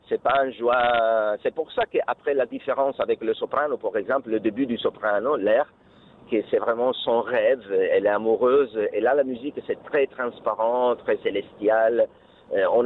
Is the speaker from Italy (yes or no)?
yes; Bergamo, Lombardy, Italy; French is a second language; il habitait à Bergam parce que moi je suis de Bergam